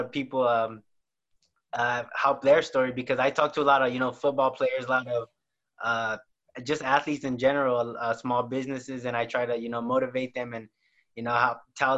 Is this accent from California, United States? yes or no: yes; Salinas, California, United States; I'm from Salinas, California, born and raised